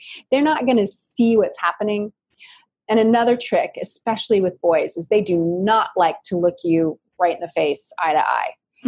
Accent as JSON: {"language": "English", "town": "Ashland", "region": "Oregon", "country": "United States", "tie": "born or raised there"}